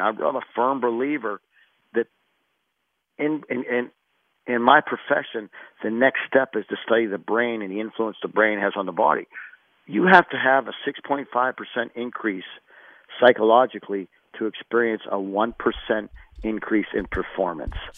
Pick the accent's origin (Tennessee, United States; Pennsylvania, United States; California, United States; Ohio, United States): Pennsylvania, United States; South Park High School; moved away as an adult; also born or lived in Pittsburgh, Pennsylvania; now in Arizona, United States; I went to high school at South Park High School